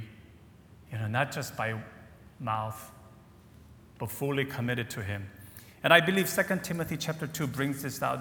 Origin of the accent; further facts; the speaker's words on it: United States; moved away; growing up in the States, as I shared on Friday, my father was a pastor of a Korean-American church in Virginia